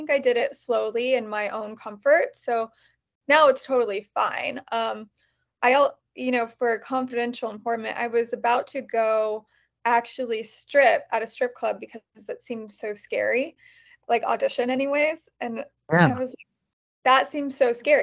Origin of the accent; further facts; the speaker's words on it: Kansas, United States; moved away as an adult; now in Los Angeles, United States; I was from Kansas